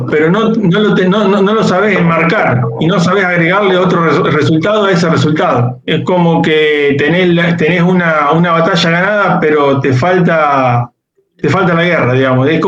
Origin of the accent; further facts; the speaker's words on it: Pergamino, Buenos Aires Province, Argentina; yo soy ingeniero agrónomo de, Pergamino, acá al norte de la provincia de, Buenos Aires.